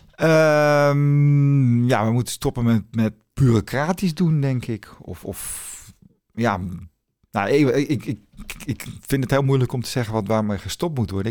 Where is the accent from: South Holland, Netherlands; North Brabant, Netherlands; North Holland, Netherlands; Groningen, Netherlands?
North Holland, Netherlands; Zaanstad; ik kom uit Zaanstad.